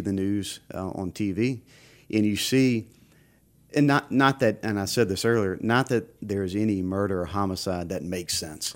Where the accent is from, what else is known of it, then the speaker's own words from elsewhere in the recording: Baton Rouge, Louisiana, United States; I was born and raised in Baton Rouge